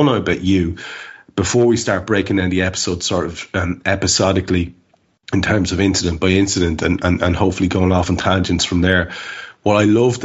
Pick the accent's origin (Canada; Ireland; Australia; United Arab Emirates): Ireland; we're Irish